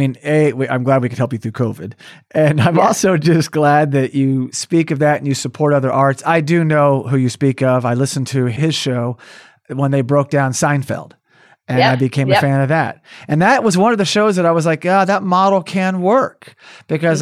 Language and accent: English; Oklahoma, United States; also born or lived in California; now in New England, United States; I grew up in Oklahoma and I chose California for almost 17 years. And now I'm choosing New England